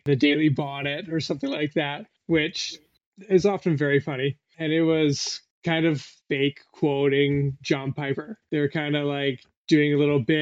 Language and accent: English; Canada; I'm Canadian